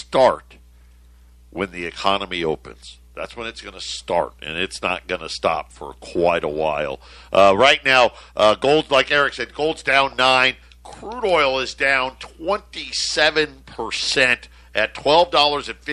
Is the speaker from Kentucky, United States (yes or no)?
no; upstate New York, United States; I'm an upstate New Yorker